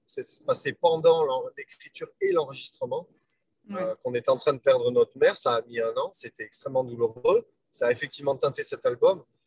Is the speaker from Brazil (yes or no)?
no; France; je suis un Français